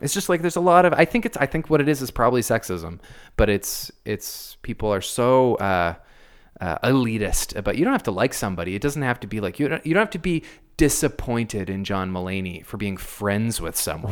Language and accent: English; Canada; as a Canadian.